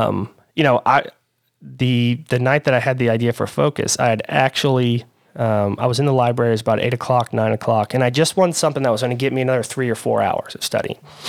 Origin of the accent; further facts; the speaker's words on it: Louisville, Kentucky, United States; I'm born and raised in Louisville, Kentucky.